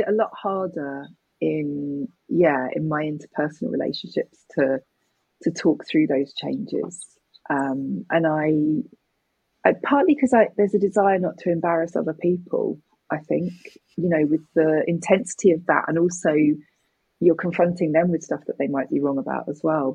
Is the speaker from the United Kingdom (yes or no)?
yes; United Kingdom; me as a British person